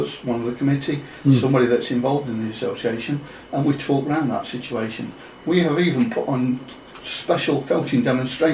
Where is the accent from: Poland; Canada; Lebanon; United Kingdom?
United Kingdom; Chesterfield, East Midlands; moved away; Hail from Chesterfield in Derbyshire.